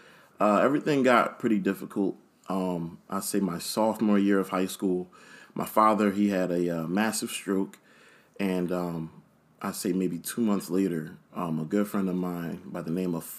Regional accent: Philadelphia, Pennsylvania, United States; born and raised in Philly, Germantown section.

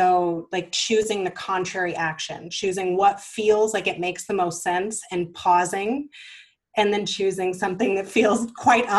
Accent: the South, United States; I grew up in the South

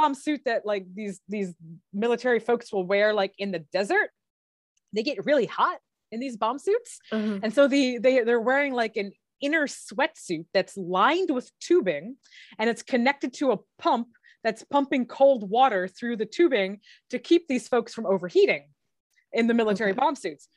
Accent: Michigan, United States; I grew up in Michigan, which is a hmm. pretty cold place

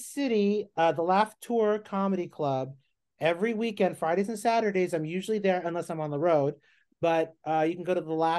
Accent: Philippines; but then I'm a very specific look, right? I'm Filipino.

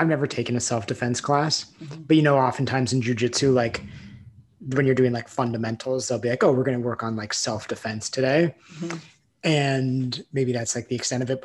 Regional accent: California, United States; moved away; also born or lived in New York / Colorado; I was born in Southern California. And then I grew up in Tahoe

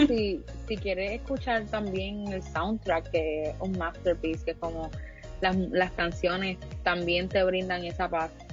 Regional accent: Puerto Rico; como buen puertorriqueño

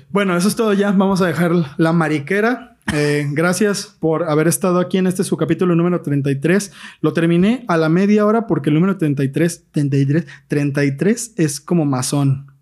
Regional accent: Mexico; yo soy mexicano, güey, a toda honra

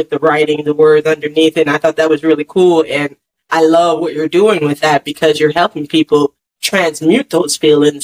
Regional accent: Jersey Shore, New Jersey, United States; now in Atlanta, United States; I'm from the Jersey Shore, so I'm from, you know, by the beach

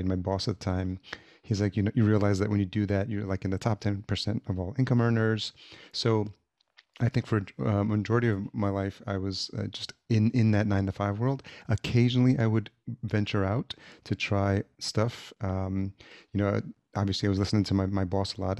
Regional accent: Yonkers, New York, United States; moved away as an adult; also born or lived in El Salvador / Atlanta / Los Angeles; now in Minneapolis, United States; I was born in El Salvador, and my parents brought me here when I was, uh, less than a year old, and I grew up in Yonkers, New York

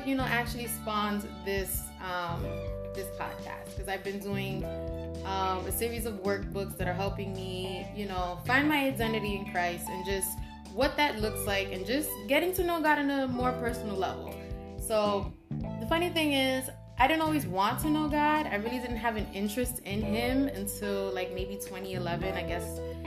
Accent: New York City, New York, United States; I grew up on Spofford Avenue, and it was across the street from a Spofford Juvenile Detention Center

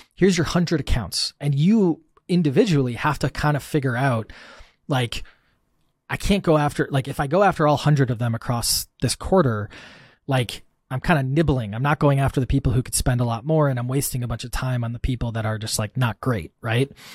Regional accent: Wisconsin, United States; I grew up in Wisconsin in the, the Midwest and the States, um, farmland, you know, more cows than people

